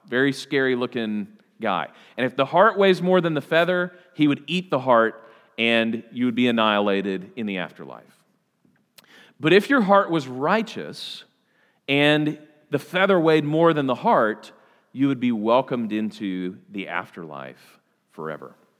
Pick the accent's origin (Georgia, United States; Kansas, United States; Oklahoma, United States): Oklahoma, United States; I'm from Oklahoma. I'm not even from Texas.